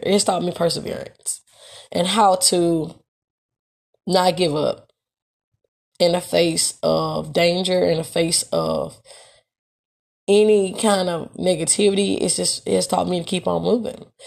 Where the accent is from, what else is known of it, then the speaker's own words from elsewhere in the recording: Memphis, Tennessee, United States; moved away as an adult; also born or lived in Texas; I wasn't ready to leave Memphis, Tennessee